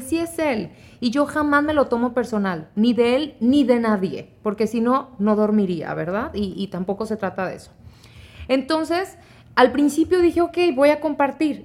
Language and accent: Spanish; Monterrey, Nuevo León, Mexico; moved away; also born or lived in Guanajuato / Sacramento, California / Texas; crecí en Monterrey, pero nací en Guanajuato